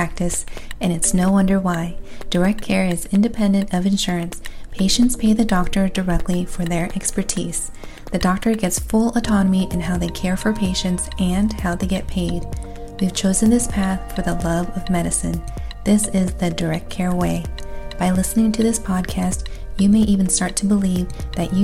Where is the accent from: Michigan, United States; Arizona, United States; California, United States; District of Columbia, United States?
California, United States; as a Californian girl